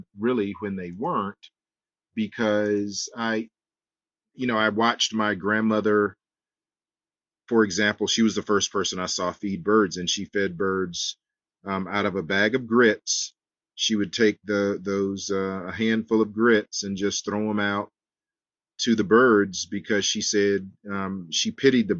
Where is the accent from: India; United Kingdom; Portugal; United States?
United States; Edgefield, South Carolina; I grew up in Edgefield, South Carolina